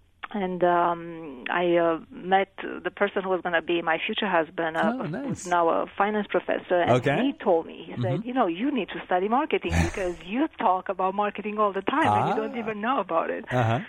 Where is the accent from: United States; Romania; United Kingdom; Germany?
Romania; English is a second language; Well, I grew up in Romania, which was a communist country for most of my childhood. I was, in fact, 18 when the communist regime fell.